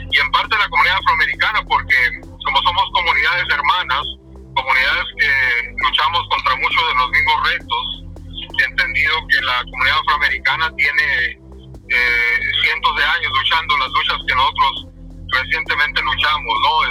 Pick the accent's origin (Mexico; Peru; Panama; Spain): Mexico; San Luis Río Colorado, Sonora; moved away as an adult; now in Durham, United States; yo soy eh, de México, del norte de México, del estado eh, la ciudad de donde nací se llama San Luis Río Colorado, Sonora, y está en la frontera entre México y Estados Unidos, la frontera con Arizona. Yo vivo en Durham, Carolina del Norte